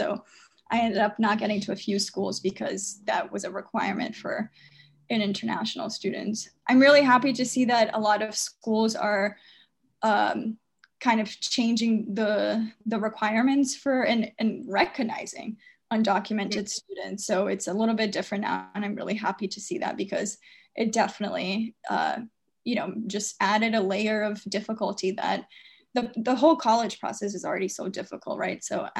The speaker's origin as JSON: {"language": "English", "country": "United States", "tie": "born or raised there", "said": "Even though I grew up in America, I had to go to college as an international student."}